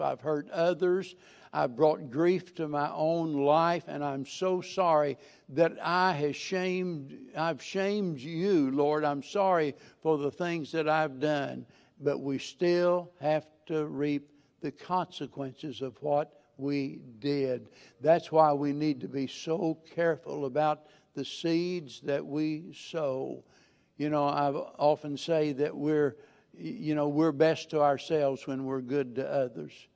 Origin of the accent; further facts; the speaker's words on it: Missouri, United States; I'm a hillbilly from Missouri